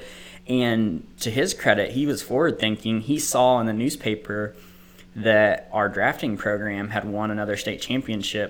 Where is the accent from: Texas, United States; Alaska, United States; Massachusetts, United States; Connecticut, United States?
Texas, United States; Pampa; moved away as an adult; also born or lived in Liberal, Kansas / Dallas-Fort Worth, Texas; now in Oklahoma, United States; I was born in Liberal, Kansas. Family was in the kind of the oil industry, so we moved to Pampa, Texas, grew up mostly there, and then on to the Dallas-Fort Worth area